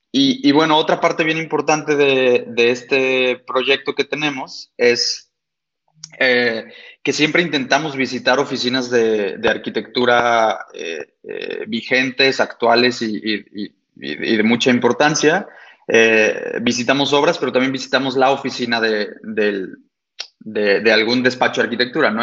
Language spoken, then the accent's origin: Spanish; Guadalajara, Jalisco, Mexico; yo soy arquitecto mm, nacido y estudiado aquí en Guadalajara